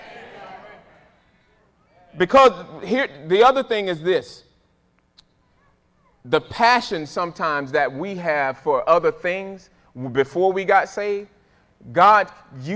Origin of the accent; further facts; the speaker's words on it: Fort Pierce, Florida, United States; When I was growing up in Fort Pierce, Florida, little boy